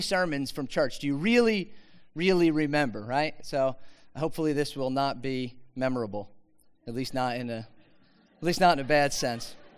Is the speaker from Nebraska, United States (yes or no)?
no; Philadelphia, Pennsylvania, United States; also born or lived in Mount Laurel, New Jersey; I grew up in Philadelphia. Anybody Philadelphia? Yeah actually Northeast Philadelphia.